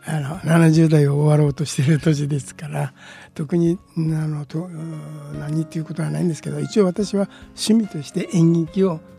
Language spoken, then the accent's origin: Japanese; Sendai, Miyagi, Japan; 私は生まれも育ちも学学生生活も全部仙台です